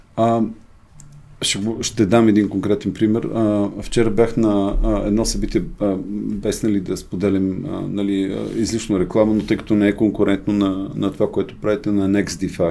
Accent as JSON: {"language": "Bulgarian", "country": "Bulgaria", "said": "аз съм българин 100%"}